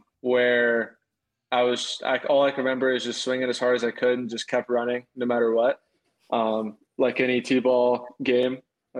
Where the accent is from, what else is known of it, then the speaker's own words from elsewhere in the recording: Zanesville, Ohio, United States; born there; also born or lived in Mississippi; Yeah, I was born in Zanesville, Ohio, which is Southeast Ohio, kind of near West Virginia border. It's a real small town.